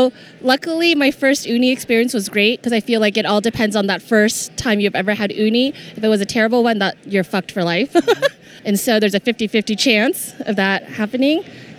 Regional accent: Torrance, California, United States; wait, you're from Torrance. This is my hometown.

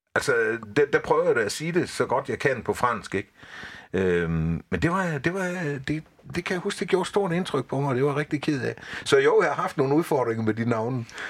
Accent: Haderslev, Southern Denmark, Denmark; moved away as an adult; jeg er vokset op i Haderslø i sin tid

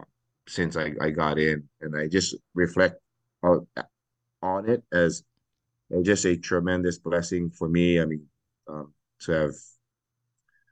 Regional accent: Hawaii, United States; I am born and raised in Hawaii. I'm native Hawaiian.

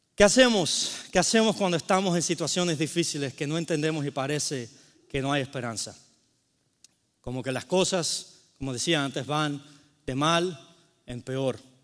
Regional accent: Cuba; moved away; vengo de Cuba

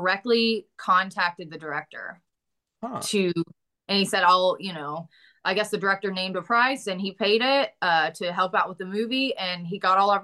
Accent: United States; accent: Southern; I can do a Southern accent because I'm like from Boontucky in real life

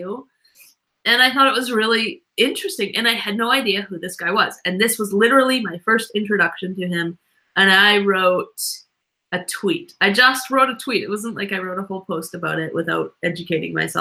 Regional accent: Canada; I'm a Canadian

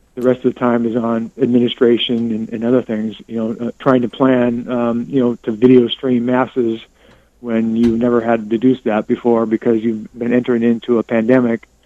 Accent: California, United States; now in West Des Moines, United States; I'm born and raised in California

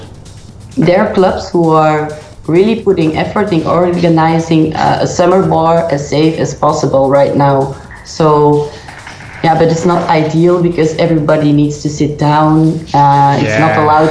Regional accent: Belgium; I am from Belgium

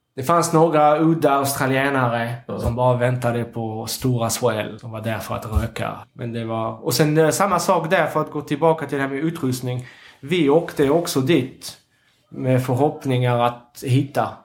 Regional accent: Capbreton, Nouvelle-Aquitaine, France; Swedish is a second language; now in Sweden; när jag växte upp i Sablett

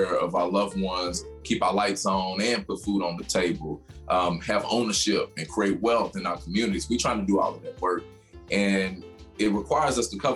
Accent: Louisville, Kentucky, United States; growing up in the West End and seeing a lot of struggles, a lot of trauma, really shape who I am

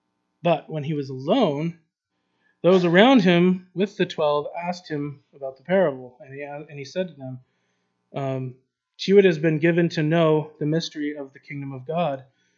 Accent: Kyrgyzstan; I have no money, I'm from Kyrgyzstan, where am I going to go? I can't go back home, so yes, I'm stuck here.

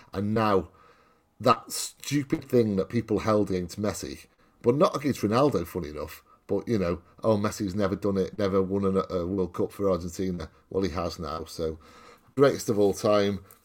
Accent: Welsh, Wales, United Kingdom; I'm Welsh

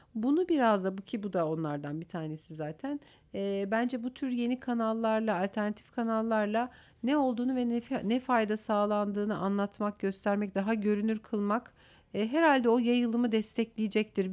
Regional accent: Aksaray Province, Turkey; moved away as an adult; now in Istanbul, Turkey; E, Aksaraylıyım. E, ilkokul, ortaokul ve liseyi orada okudum.

